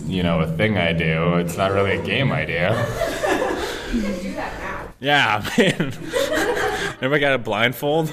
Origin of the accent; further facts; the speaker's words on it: South Dakota, United States; we're from South Dakota